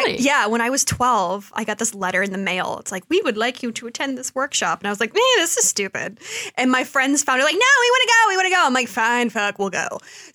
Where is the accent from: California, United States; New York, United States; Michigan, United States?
Michigan, United States; Detroit; I'm from Detroit